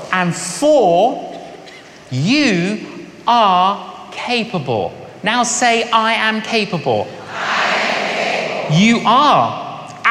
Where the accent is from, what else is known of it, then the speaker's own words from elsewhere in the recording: London, United Kingdom; when I was growing up in London, I was an agnostic